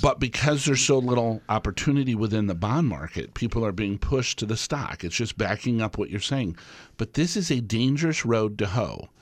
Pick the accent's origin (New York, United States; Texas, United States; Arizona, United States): Arizona, United States; Tucson; now in Wisconsin, United States; I grew up in Tucson, Arizona, and we had snowbirds all around.